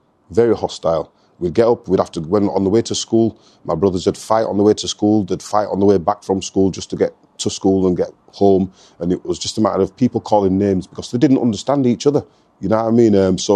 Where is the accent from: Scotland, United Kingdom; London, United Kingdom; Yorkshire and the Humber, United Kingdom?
Yorkshire and the Humber, United Kingdom; Leeds; Born and bred in Leeds